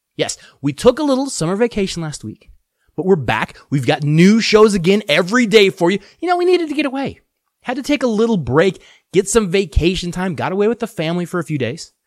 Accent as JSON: {"language": "English", "region": "Colorado", "country": "United States", "tie": "born or raised there", "said": "I am from Colorado. I am born, bred, raised in Colorado."}